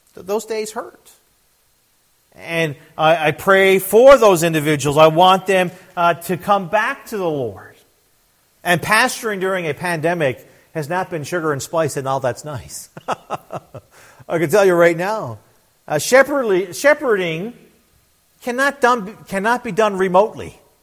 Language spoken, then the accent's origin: English; Newfoundland and Labrador, Canada; also born or lived in Fox Island River / Trout River / St. John's; I was born and raised in Newfoundland, Canada